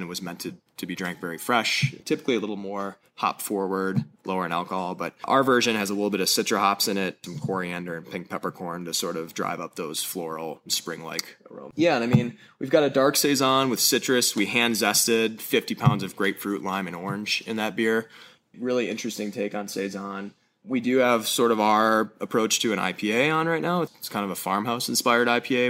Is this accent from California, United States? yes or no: no; Madison, Wisconsin, United States; moved away as an adult; now in Boulder, United States; I was born and raised in Madison, Wisconsin